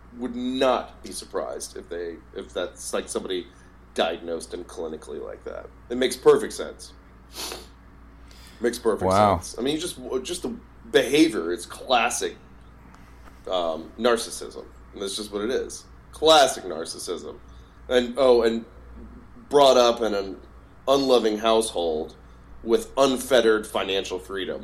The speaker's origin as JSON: {"language": "English", "region": "Southeast", "country": "United States", "said": "I'm from the Southeast"}